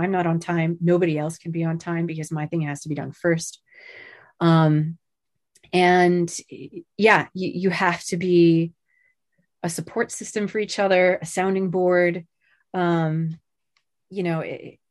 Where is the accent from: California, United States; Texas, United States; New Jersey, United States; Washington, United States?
New Jersey, United States; now in Seattle, United States; I am from Central Jersey